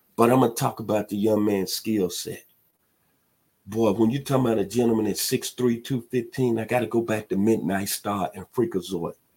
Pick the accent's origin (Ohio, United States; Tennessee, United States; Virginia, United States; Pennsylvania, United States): Tennessee, United States; Memphis; now in Atlanta, United States; in my hometown of Memphis, Tennessee